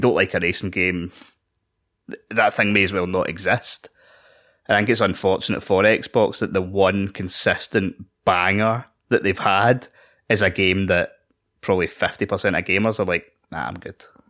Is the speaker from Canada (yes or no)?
no; Scotland, United Kingdom; we're Scottish.